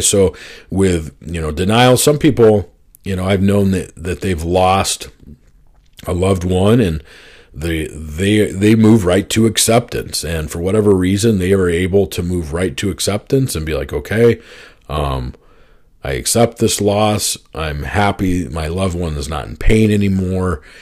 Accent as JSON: {"language": "English", "region": "Oklahoma", "country": "United States", "tie": "born or raised there", "also_born_or_lived": "Arizona", "said": "my parents split up, and we moved from Arizona to Oklahoma"}